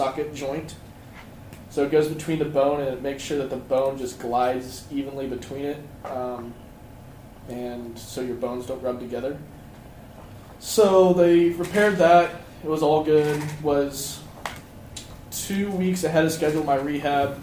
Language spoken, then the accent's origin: English; Hilliard, Ohio, United States; I'm from Hilliard, Ohio, about 30 minutes south of here